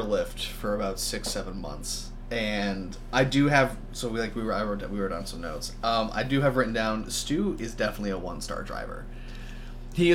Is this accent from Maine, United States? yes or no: yes; South Portland, Maine, United States; because I'm from Portland, Maine, or South Portland, two different places.